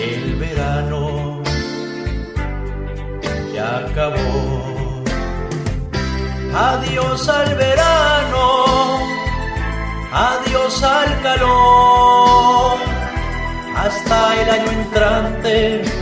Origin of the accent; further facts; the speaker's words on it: Sonora, Mexico; Yo que soy de Sonora, no he tenido el gusto de estar por allá